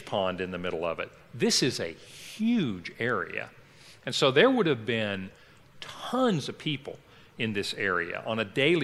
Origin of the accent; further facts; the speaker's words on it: Kentucky, United States; I grew up in Kentucky, and there we used go down to a town or you go up to a town.